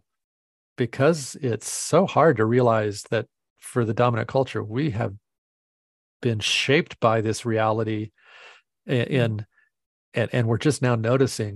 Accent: Tempe, Arizona, United States; moved away; I grew up in Tempe, Arizona

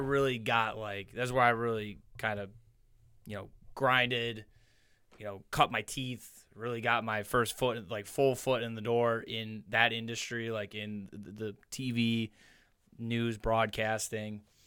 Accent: Niagara Falls, New York, United States; our house on Weston Avenue in the falls, right off of, right off of High

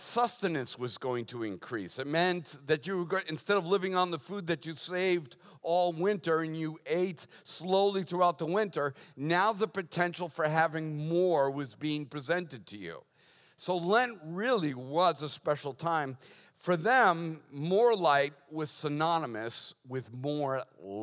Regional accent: Boston, Massachusetts, United States; I was born and raised Catholic in Boston

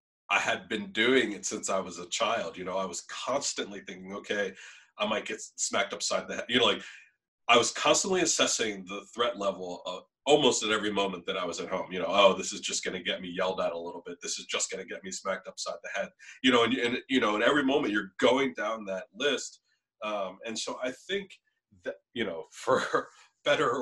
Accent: Norristown, Pennsylvania, United States; my mom and my stepdad and my siblings and my family, you know, where I grew up in Norristown

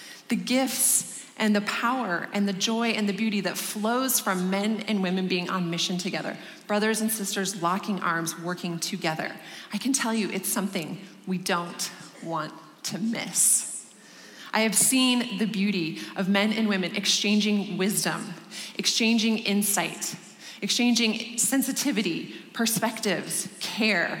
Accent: Denver, Colorado, United States; this is my hometown, and I am thrilled to be welcoming you to my city and just proclaiming Christ with you here in Denver

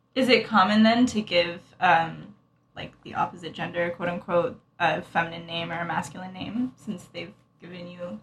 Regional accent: Utah, United States; accent: American; now in Tampa, United States; growing up in Utah, mm-hmm. it was a really small Indian community.

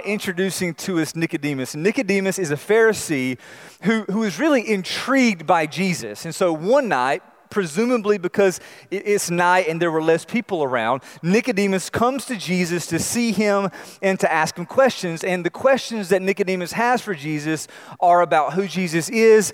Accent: North Carolina, United States; I grew up in North Carolina

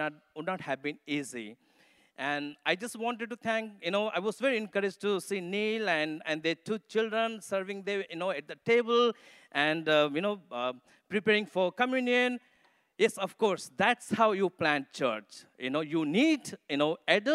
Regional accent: Nepal; accent: Nepali; English is a second language; moved away; also born or lived in Mussoorie, India; I come from Nepal, so English is not my mother tongue. And so you have to tune your ears, you know, to understand my Nepali accent English.

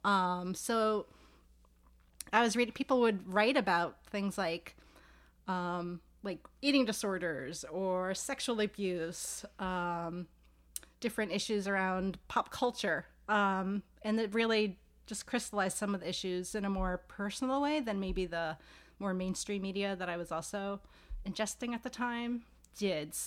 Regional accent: New York City, New York, United States; now in Philadelphia, United States; I'm from New York City.

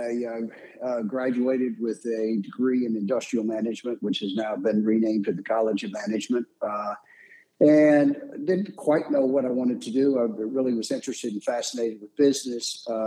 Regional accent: Atlanta, Georgia, United States; moved away as an adult; now in Florida, United States; I was born and raised in Atlanta. Did live elsewhere early in at the ages and stuff, but from sixth grade on, my family moved back to Atlanta. So it's a product of DeKalb County High Schools.

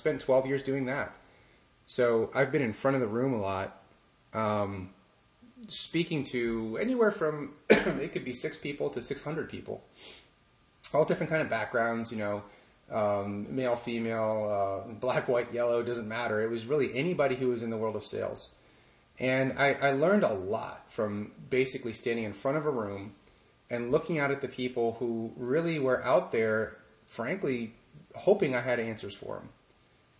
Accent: Pittsburgh, Pennsylvania, United States; I grew up in Pittsburgh

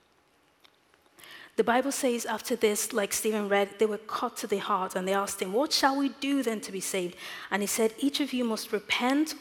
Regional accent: Nigeria; moved away; As a child growing up in Nigeria

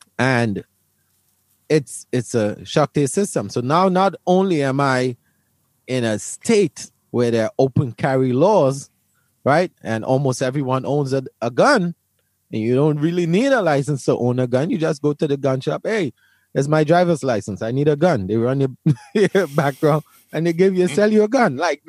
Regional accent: Brooklyn, New York, United States; I come from Brooklyn, where Brooklyn or New York probably has some of the strictest gun laws in the United States.

